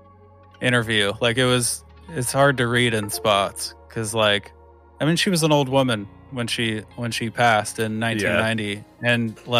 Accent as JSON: {"language": "English", "region": "Indiana", "country": "United States", "tie": "born or raised there", "said": "growing up in Indiana"}